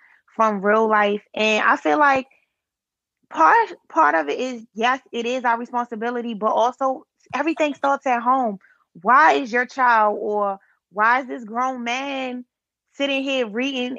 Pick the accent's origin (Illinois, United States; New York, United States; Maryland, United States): Maryland, United States; Baltimore; from East Baltimore